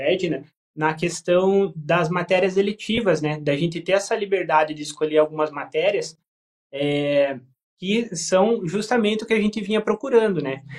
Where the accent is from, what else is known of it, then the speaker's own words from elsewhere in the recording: Tijucas do Sul, Paraná, Brazil; eu sou de Tijucas do Sul, na região metropolitana